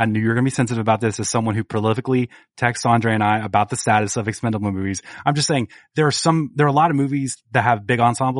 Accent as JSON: {"language": "English", "region": "Indiana", "country": "United States", "tie": "born there", "said": "I was born like in Indiana."}